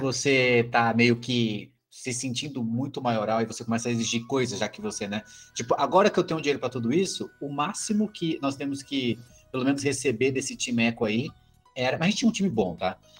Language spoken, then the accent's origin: Portuguese; Brazil; como brasileiro